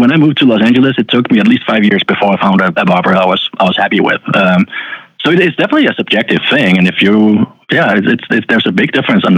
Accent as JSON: {"language": "English", "country": "Denmark", "moved": "yes", "said": "I'm from Denmark originally"}